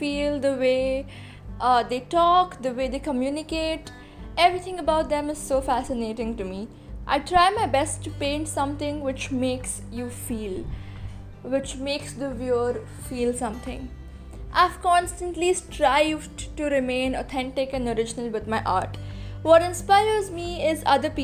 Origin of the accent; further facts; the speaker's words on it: Mumbai, Maharashtra, India; I am an artist from Mumbai